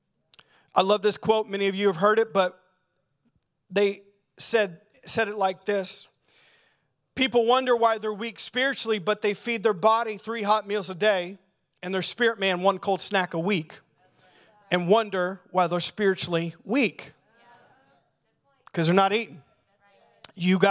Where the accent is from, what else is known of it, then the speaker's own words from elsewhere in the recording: United States; as American Christians